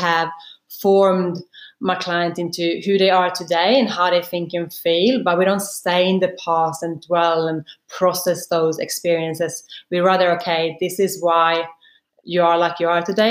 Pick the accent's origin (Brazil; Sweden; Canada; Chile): Sweden; now in Sydney, Australia; I grew up in Sweden in a very small country town. I think it was less than 10,000 people, basically in the middle of Sweden.